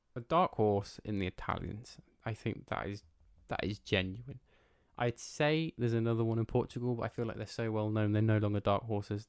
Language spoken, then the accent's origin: English; England, United Kingdom; that's where we're from